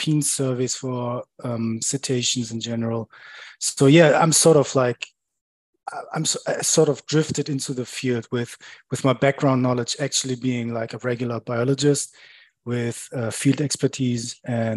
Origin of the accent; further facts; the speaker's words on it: center of Germany, Central Germany, Germany; I grew up in Germany, far away from the seaside, basically in the center of Germany.